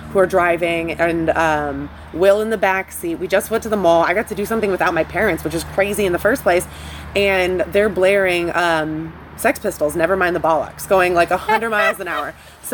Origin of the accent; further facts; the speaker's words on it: Monroe, Michigan, United States; moved away; I'm from Monroe, Michigan. I grew up next to a cornfield.